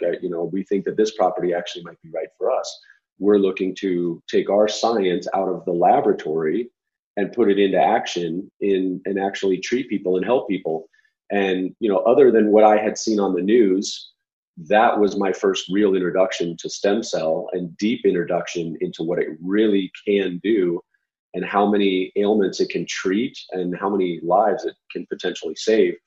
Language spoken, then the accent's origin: English; Arizona, United States; I'm from Arizona